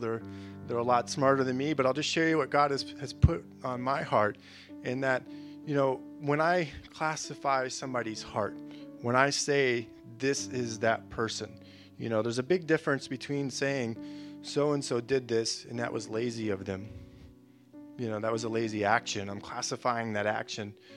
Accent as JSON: {"language": "English", "region": "Florida", "country": "United States", "moved": "yes", "said": "I'm, I'm a from Florida"}